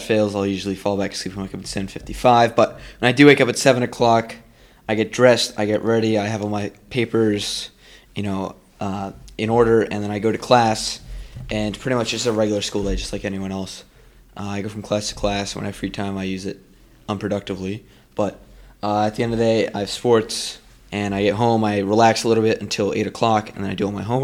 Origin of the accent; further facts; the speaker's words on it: New York City, New York, United States; also born or lived in Long Island, New York; now in Westport, United States; I was born in Manhattan, New York City. Grew up a little bit in Long Island, and then moved to Massachusetts, where I reside now, in Westport.